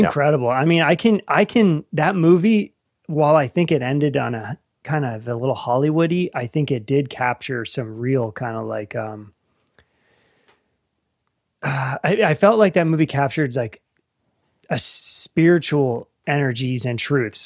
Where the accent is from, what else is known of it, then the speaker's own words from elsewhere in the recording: Northern Virginia, United States; moved away as an adult; now in Appalachia, United States; I grew up in Northern Virginia, suburbs